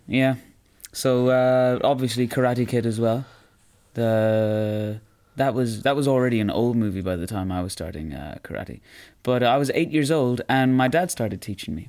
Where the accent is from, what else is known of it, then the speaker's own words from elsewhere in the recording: Roscommon, Connacht, Ireland; I come from Roscommon